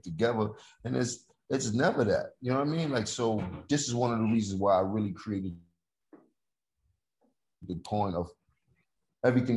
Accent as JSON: {"language": "English", "town": "New York City", "region": "New York", "country": "United States", "said": "I'm from Harlem"}